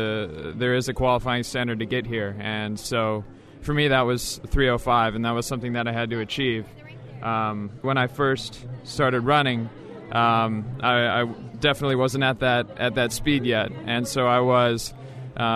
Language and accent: English; Logan, Utah, United States; I'm from Logan, Utah.